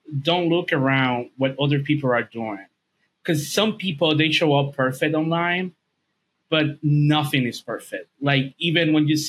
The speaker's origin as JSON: {"language": "English", "country": "Dominican Republic", "second_language": "English", "said": "I'm from Dominican Republic. English is not my first language."}